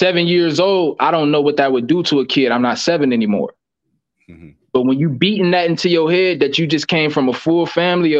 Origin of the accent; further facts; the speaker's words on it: Bedford, United States; growing up in Bedford